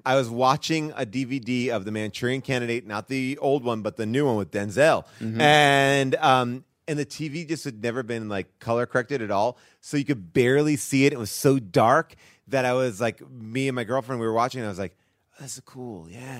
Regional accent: New York City, New York, United States; oh, I'm a New Yorker. This is amazing.

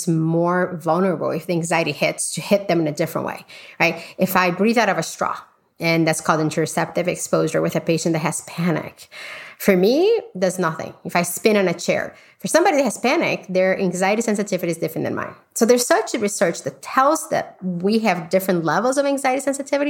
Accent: Brazil; moved away; I grew up in Brazil

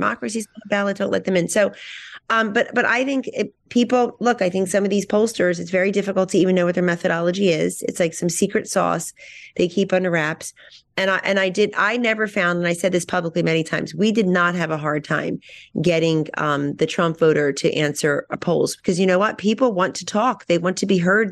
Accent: Hamilton, New Jersey, United States; my hometown of Hamilton, New Jersey, Blueberry Capital of the World.

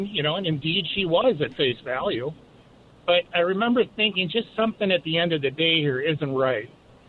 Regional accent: Minnesota, United States; born or raised there

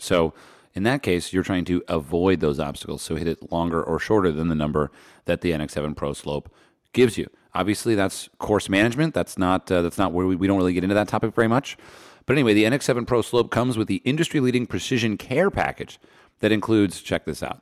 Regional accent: New Jersey, United States; now in Los Angeles, United States; Growing up in New Jersey

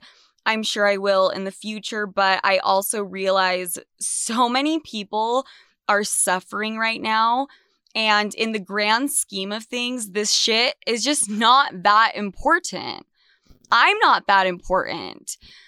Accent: Salt Lake City, Utah, United States; also born or lived in New York City; I am back in my hometown, Salt Lake City, Utah. I fled New York when everything went to shit

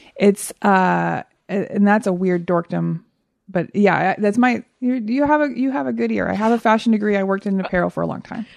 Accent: Texas, United States; also born or lived in Oklahoma; I'm from Texas

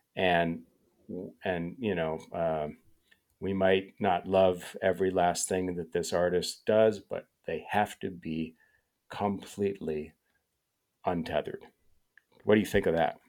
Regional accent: Chicago suburbs, Illinois, United States; growing up in the Chicago suburbs

